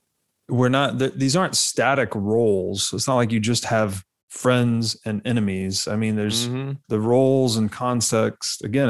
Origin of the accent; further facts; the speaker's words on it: Tennessee, United States; moved away; also born or lived in Las Vegas; I grew up in Tennessee.